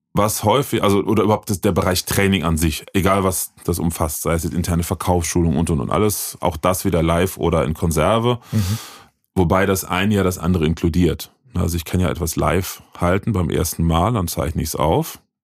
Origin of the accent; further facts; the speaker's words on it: Bitburg, Rhineland-Palatinate, Germany; Ich komme gebürtig aus Bitburg witzigerweise, da wo das Bier herkommt.